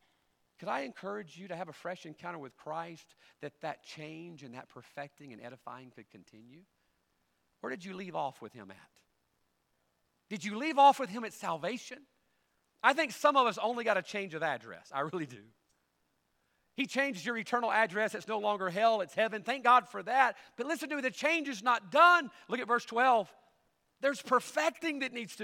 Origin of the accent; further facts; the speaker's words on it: United States; I'm an American